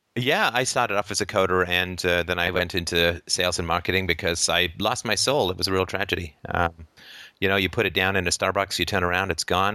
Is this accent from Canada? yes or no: yes; Canada; from Canada